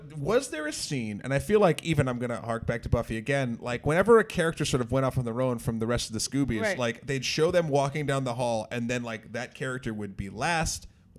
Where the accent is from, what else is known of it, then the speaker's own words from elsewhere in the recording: New Hampshire, United States; I'm from New England, I'm from New Hampshire.